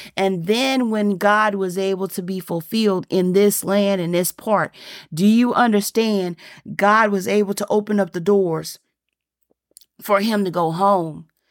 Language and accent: English; the South, United States; I'm from, I'm from the South